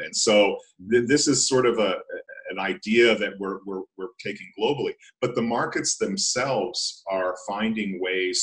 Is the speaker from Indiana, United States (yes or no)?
no; outside of Philadelphia, Pennsylvania, United States; also born or lived in Vienna, Austria; now in Detroit, United States; I'm living in downtown Detroit. I grew up outside of Philadelphia.